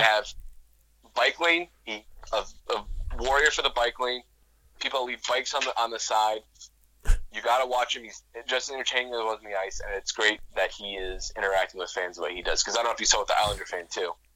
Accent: Garden City, New York, United States; that's from Garden City and that's literally like my hometown

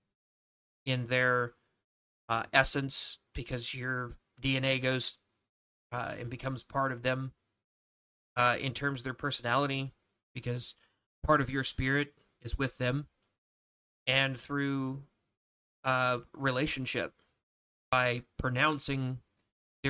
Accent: Mississippi, United States; I'm from Mississippi. Mississippi is the name of my country

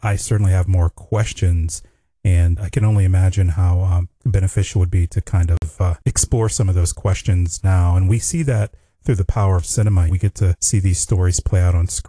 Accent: Pittsburgh, Pennsylvania, United States; it was shot in my hometown

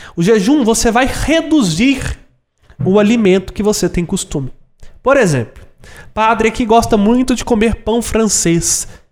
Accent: Brazil; eu nunca saí do Brasil

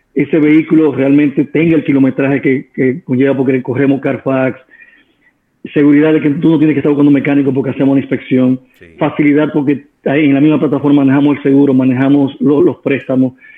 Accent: Dominican Republic; Somos dominicanos

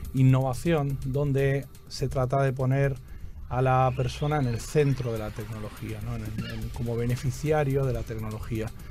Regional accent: Spain; moved away as an adult; now in Santo Domingo Este, Dominican Republic; yo soy de España, pero llevo aquí ya 10 años.

